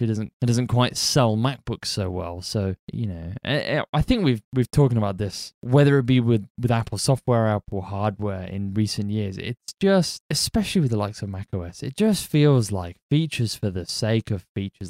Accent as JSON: {"language": "English", "country": "United Kingdom", "said": "I'm British"}